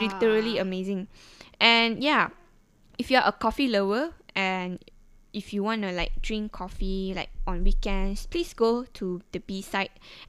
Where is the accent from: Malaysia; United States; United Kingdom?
Malaysia; Sabah; moved away; back in my hometown, which is Sabah